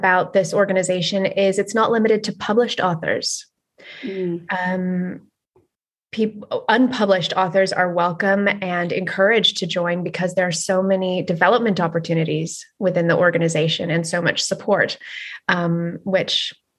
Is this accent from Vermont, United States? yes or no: no; Los Angeles, California, United States; moved away as an adult; also born or lived in New Zealand; now in Glasgow, United Kingdom; I'm from Los Angeles and spent the last sort of, 15 years maybe traveling abroad and living abroad and bouncing around the world